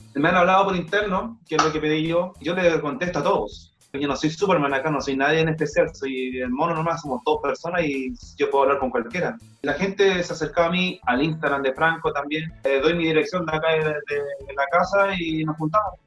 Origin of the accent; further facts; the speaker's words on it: Chile; somos chilenos